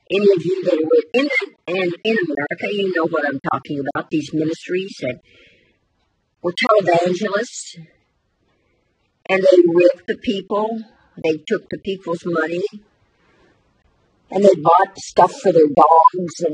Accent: United States; I'm an American too.

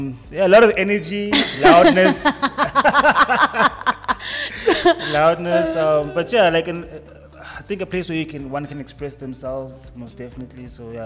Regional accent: Soweto, Gauteng, South Africa; my hood is Soweto. That's why I was brought up. Soweto, Meadowlands to be exact. Kasla, Mele, Zone 5.

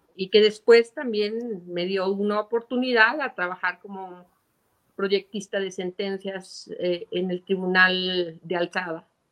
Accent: Zacatecas, Mexico; yo soy zacatecana de corazón, eh, aunque, bueno, mi padre es de Nochistlán, es ingeniero civil, es la persona que más admiro. Este, mi madre es de Guadalajara, Jalisco, eh, yo ya nací aquí

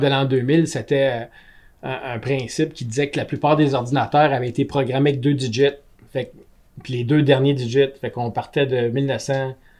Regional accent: Gatineau, Quebec, Canada; also born or lived in Germany; j'étais un Gatinois comme vous autres, mais moi, je suis allé un an en Allemagne

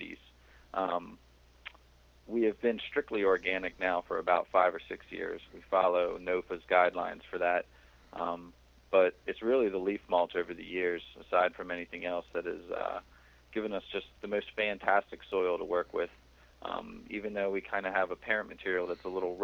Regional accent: southern Pennsylvania, United States; now in Massachusetts, United States; I grew up in southern Pennsylvania, about an hour south of Philadelphia. Right near the Delaware and Maryland line

